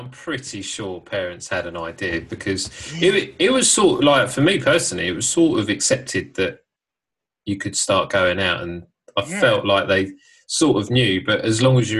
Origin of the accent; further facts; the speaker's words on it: Ireland; he's Irish now as well, just like myself.